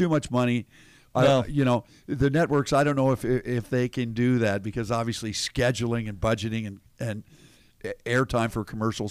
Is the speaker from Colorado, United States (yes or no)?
yes; Denver, Colorado, United States; moved away; Denver, Colorado, my hometown.